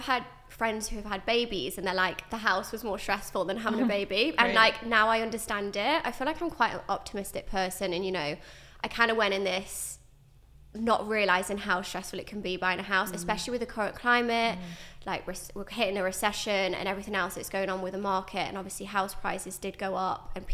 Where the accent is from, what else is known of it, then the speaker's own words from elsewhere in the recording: Stafford, West Midlands, United Kingdom; moved away as an adult; now in London, United Kingdom; I am originally from the Midlands in Stafford, and then I moved to London.